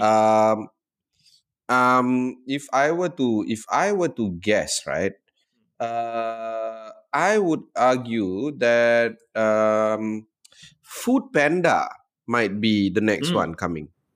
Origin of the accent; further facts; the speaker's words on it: Johor Bahru, Johor, Malaysia; Aku ni budak Johor, aku grow uh, up tak jauh, 3 km daripada Tambak Johor, daripada Causeway